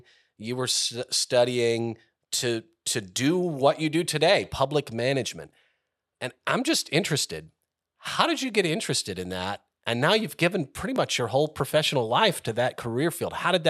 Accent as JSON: {"language": "English", "town": "Indiana", "region": "Pennsylvania", "country": "United States", "tie": "born or raised there", "said": "I grew up in Indiana"}